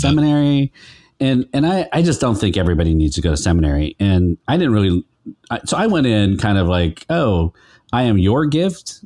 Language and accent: English; Sacramento, California, United States; moved away as an adult; also born or lived in Stockton, California / San Francisco, California; I grew up in Sacramento and Stockton